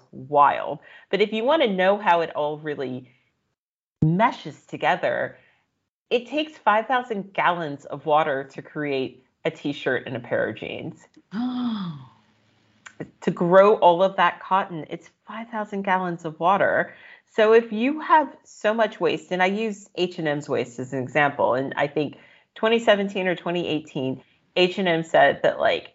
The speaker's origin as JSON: {"language": "English", "country": "United States", "said": "as an American"}